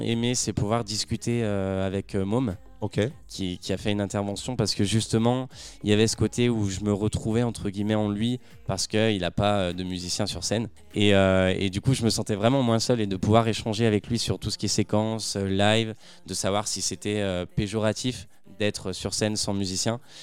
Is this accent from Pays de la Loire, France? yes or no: no; Saint-Étienne, Auvergne-Rhône-Alpes, France; moved away as an adult; now in Paris, France; Alors, de base, je suis stéphanois, je, suis né à Saint-Étienne et ça fait un an et demi maintenant que j'habite à Paris